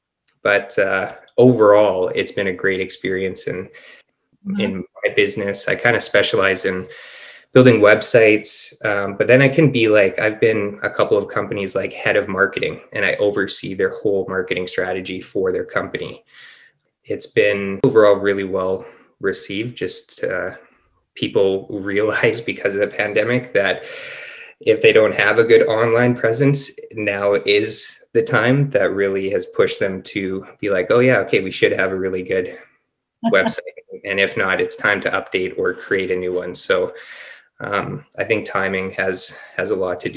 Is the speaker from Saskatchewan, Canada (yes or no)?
no; Winnipeg, Manitoba, Canada; moved away as an adult; now in Penticton, Canada; We're both born and raised in Winnipeg, and we moved to Penticton, British Columbia